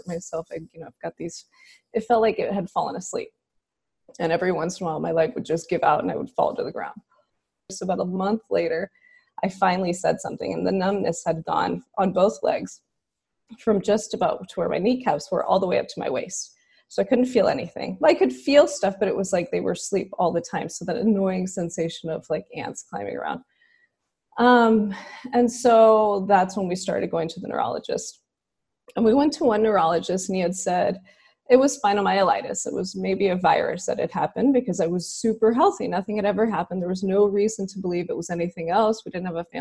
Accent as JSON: {"language": "English", "town": "Houston", "region": "Texas", "country": "United States", "tie": "born or raised there", "said": "I'm from Houston, so I'm a native Houstonian"}